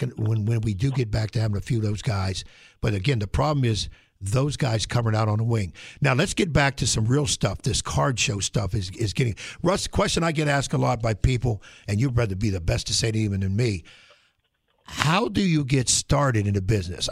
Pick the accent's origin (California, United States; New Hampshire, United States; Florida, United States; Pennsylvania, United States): Pennsylvania, United States; moved away; I'm from Pennsylvania